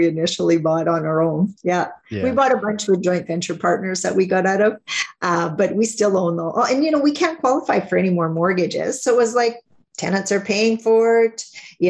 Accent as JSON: {"language": "English", "region": "Northern Saskatchewan", "country": "Canada", "said": "I'm from Northern Saskatchewan, so not that far north"}